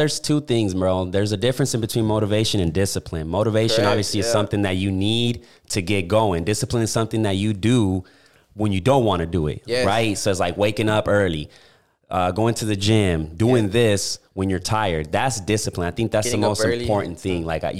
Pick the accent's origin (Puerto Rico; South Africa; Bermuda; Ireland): Puerto Rico; I'm from Puerto Rico, bro.